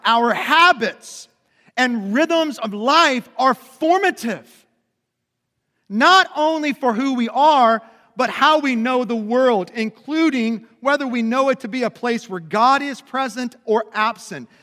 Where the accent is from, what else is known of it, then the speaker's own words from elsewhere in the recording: Lebanon Junction, Kentucky, United States; also born or lived in Lexington, Kentucky / Louisville, Kentucky / Memphis, Tennessee; I grew up in a little town called Lemon Junction, which is about thirty miles south of here